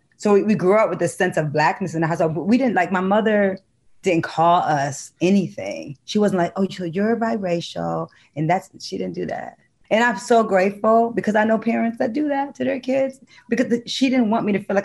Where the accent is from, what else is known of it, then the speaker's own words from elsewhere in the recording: Detroit, Michigan, United States; I grew up in Detroit, which is a very black city